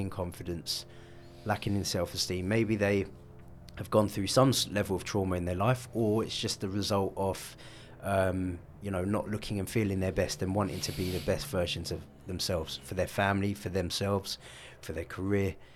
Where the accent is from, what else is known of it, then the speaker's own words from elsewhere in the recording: London, United Kingdom; I grew up in North London.